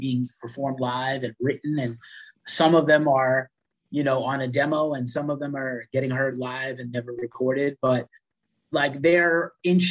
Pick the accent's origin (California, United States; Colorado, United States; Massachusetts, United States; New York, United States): New York, United States; New York City; I'm from the Bronx